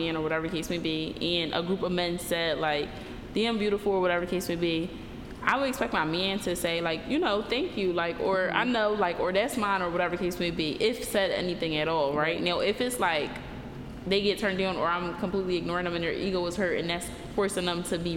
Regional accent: Philadelphia, Pennsylvania, United States; I'm from Philly

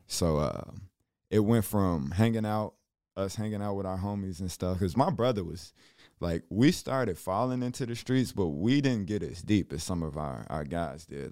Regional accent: Chicago, Illinois, United States; growing up in Chicago

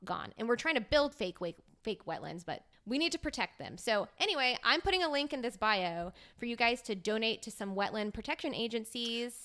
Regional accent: South Mississippi, United States; I am from South Mississippi that's right, right, right next to, like, minutes from Louisiana

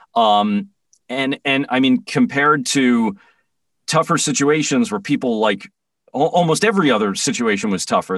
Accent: New York, United States; moved away; I grew up in New York

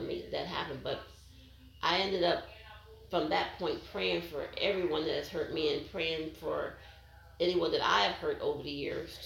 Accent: Pennsylvania, United States; moved away; my hometown of Pennsylvania

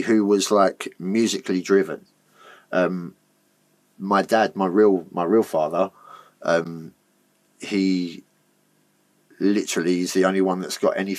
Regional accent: Basildon, East of England, United Kingdom; I'm from Basildon. I was brought up, like, in a family where my dad was a peddler.

